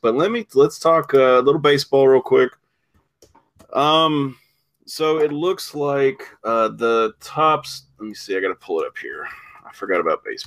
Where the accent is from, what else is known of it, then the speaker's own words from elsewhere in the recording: United States; I'm American